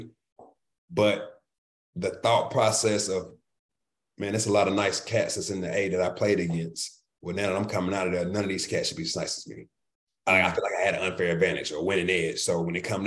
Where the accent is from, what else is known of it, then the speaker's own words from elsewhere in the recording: Atlanta, Georgia, United States; I grew up born and raised in Southwest Atlanta, Georgia